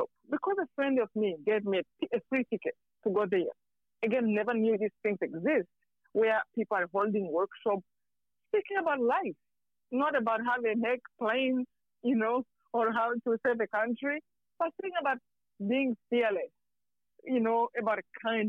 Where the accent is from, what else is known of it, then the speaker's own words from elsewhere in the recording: Rwanda; moved away; I'm from Rwanda.